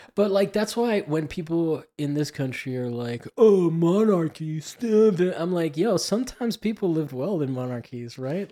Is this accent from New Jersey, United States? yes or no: no; Miami, Florida, United States; moved away; I grew up in Miami and I'm Cuban